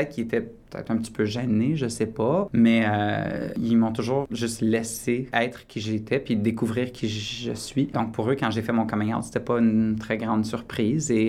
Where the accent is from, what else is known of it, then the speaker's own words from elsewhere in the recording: Borden, Ontario, Canada; Je me souviens à un moment donné quand j'étais jeune, l'école élémentaire à Borden, Académie Lapinède